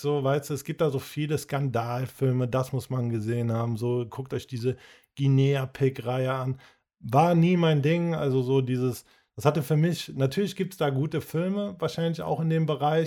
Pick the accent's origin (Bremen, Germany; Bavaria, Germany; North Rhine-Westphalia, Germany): North Rhine-Westphalia, Germany; Cologne; wir als Kölner, wir kennen das so, diese Kneipenkultur, dieses Verrauchte, die Straßen, so, du bist mehr oder weniger damit aufgewachsen